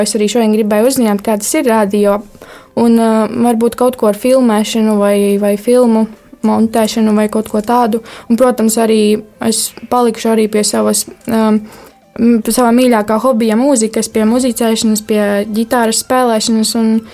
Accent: Barkava, Madona Municipality, Latvia; esmu no Barkavas.

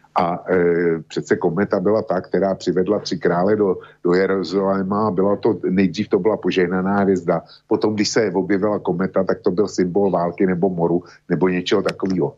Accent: Plzeň Region, Czechia; My tady na Plzeňsku

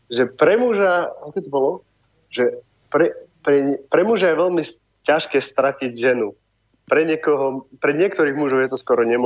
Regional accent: Kysuce, Žilina Region, Slovakia; moved away; ja som pôvodne z Kisúc z tých Bystric, blízko Oravy, Nová

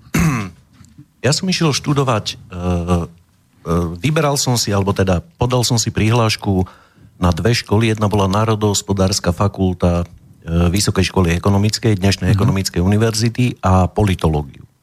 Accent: Prievidza, Trenčín Region, Slovakia; moved away as an adult; also born or lived in Nováky; Pochádzam z Prievidze

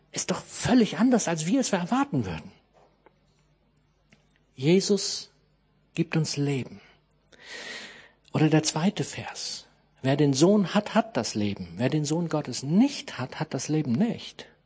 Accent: Harz, Germany; ich komme aus dem Harz

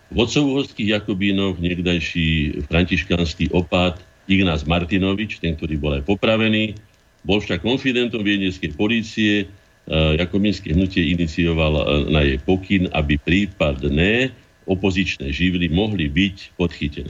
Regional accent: Bratislava, Bratislava Region, Slovakia; also born or lived in Veselé / Orava; Najviac času som prežil v Bratislave, ale som teda Bratislavčan, ne? ale aj na Orave, aj vo Veselom pri kde som ako dieťa bol vychovávaný čas života, pokiaľ naši rodičia nemali tu na byt

